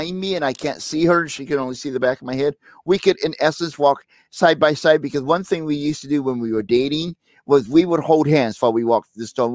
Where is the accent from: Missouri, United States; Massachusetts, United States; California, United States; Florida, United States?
Missouri, United States; St. Louis; moved away; I'm from St. Louis originally